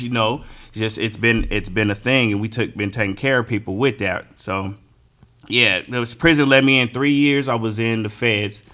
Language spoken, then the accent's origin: English; California, United States; I'm from California